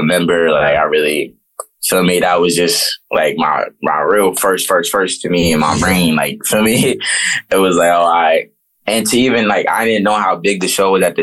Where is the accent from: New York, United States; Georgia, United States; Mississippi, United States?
New York, United States; New York City; also born or lived in Brooklyn, New York City / California / North Carolina / Washington, D.C.; But I grew up mainly in Harlem. So like me growing up in Harlem, that's just where I mainly got all my stripes at. Harlem is where I'm from